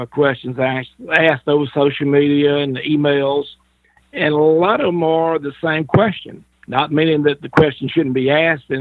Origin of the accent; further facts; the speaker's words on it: the South, United States; being in the South, born and raised. I love being a Southerner.